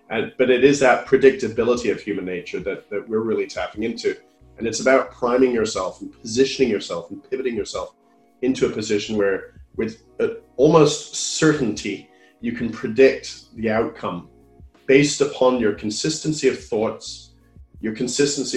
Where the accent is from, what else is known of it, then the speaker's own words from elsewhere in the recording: Canada; now in United Kingdom; I come from Canada